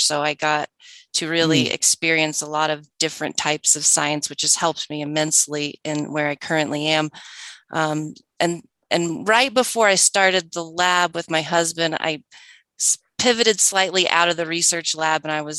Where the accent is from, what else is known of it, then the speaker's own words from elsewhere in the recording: Oklahoma, United States; moved away as an adult; now in Colorado, United States; I was born and raised in Oklahoma and came to Colorado when I was young to attend college and go to grad school.